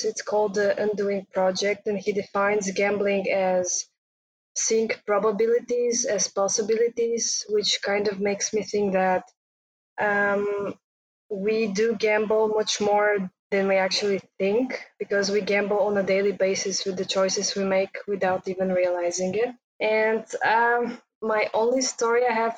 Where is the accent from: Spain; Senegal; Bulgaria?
Bulgaria; now in Vienna, Austria; I'm originally from Bulgaria